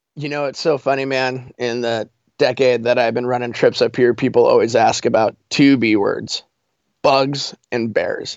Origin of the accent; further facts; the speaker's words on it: Colorado, United States; moved away as an adult; now in Alaska, United States; I'm originally from Colorado